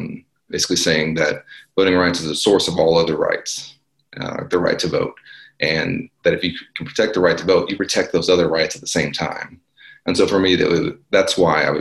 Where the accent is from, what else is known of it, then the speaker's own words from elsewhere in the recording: Dallas, Texas, United States; it's my hometown, and it was the part of town that I'm from. Mm-hmm. And you know, sort of North Dallas